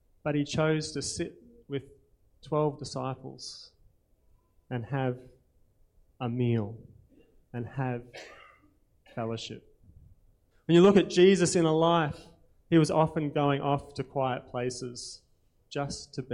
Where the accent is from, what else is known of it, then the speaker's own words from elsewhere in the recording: Australia; accent: Aussie; My Aussie accent